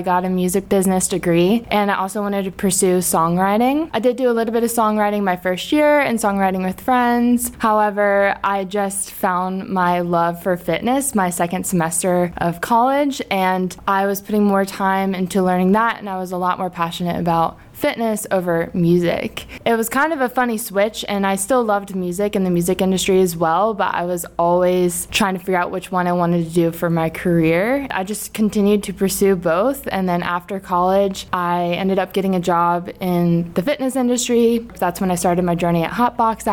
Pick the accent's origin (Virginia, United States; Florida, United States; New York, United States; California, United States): Virginia, United States; Virginia Beach; I grew up in Virginia Beach, Virginia